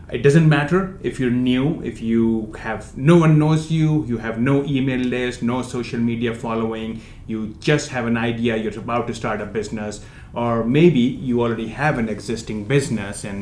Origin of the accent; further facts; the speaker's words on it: India; moved away; I came from India almost about 15 years back, a broke immigrant, had no money on my pocket.